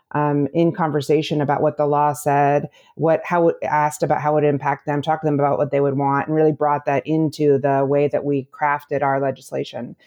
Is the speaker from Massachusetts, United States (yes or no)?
no; Illinois, United States; also born or lived in Michigan; I am from the Midwest. I grew up in Illinois